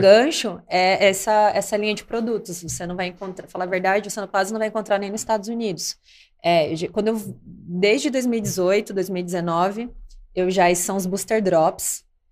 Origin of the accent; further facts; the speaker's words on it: Cuiabá, Mato Grosso, Brazil; Eu sou de Cuiabá, Mato Grosso